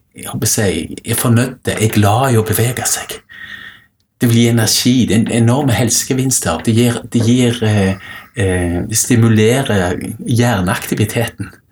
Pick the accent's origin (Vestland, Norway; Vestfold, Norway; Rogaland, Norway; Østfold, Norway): Rogaland, Norway; Stavanger; når jeg vokste opp i Stavanger